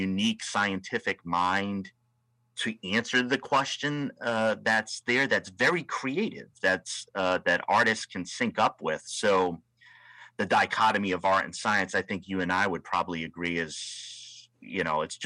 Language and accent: English; Rhode Island, United States; now in West Coast, United States; here on the West Coast, and I'm from Rhode Island, the ocean state